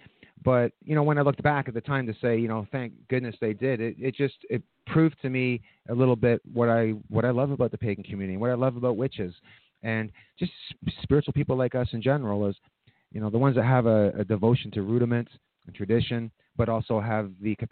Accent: Scotland, United Kingdom; now in Canada; I was born in Scotland. I have a very big, very big, rich love for my culture.

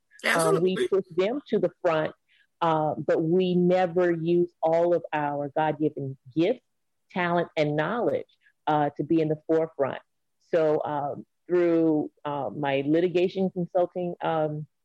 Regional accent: Rocky Mount, North Carolina, United States; I hail from Rocky Mount, North Carolina

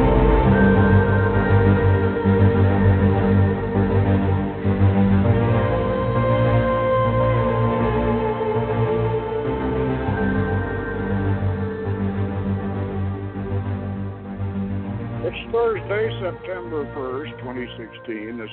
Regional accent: St. Petersburg, Florida, United States; I grew up in St. Pete, Florida

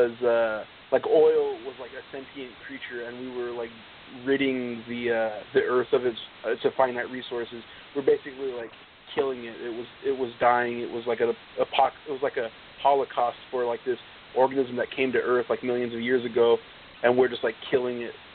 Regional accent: Northern California, United States; also born or lived in Stockton, California; growing up in Northern California, the amount of people that moved into where I live in more like the Valley from the Bay Area

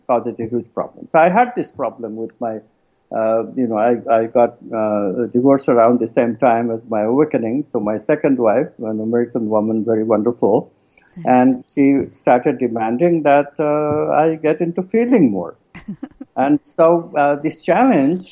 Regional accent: India; moved away; I'm an Indian from a culture which, you know, not a touchy culture

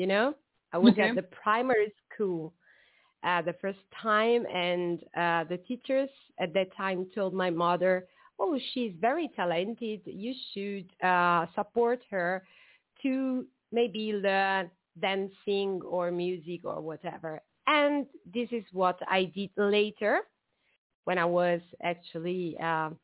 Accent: Southern Italy, Italy; I'm Italian from the South

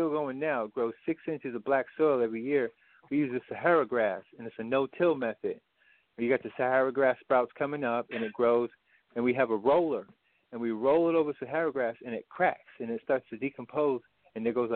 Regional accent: New England, United States; also born or lived in Alabama; I'm from New England

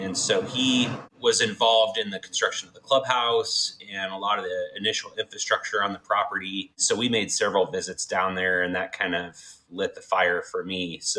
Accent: Coos Bay, Oregon, United States; Originally born and raised in Coos Bay, which, for reference, is about half an hour north of Bandon Dunes on the coast.

